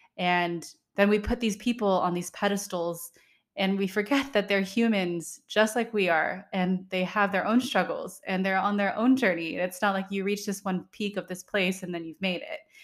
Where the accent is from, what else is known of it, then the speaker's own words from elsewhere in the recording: Redlands, California, United States; my hometown, Redlands, California